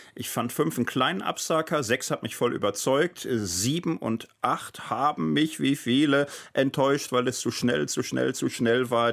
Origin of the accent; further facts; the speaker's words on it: Gelsenkirchen, North Rhine-Westphalia, Germany; also born or lived in Wattenscheid; now in Marburg, Germany; in Wattenscheid geboren, in Gelsenkirchen, aber mein Lebtag aufgewachsen